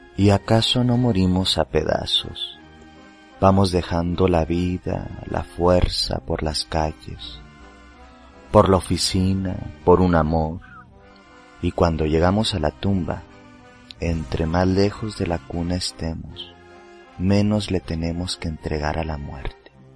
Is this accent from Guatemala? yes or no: no; Mexico; yo como mexicano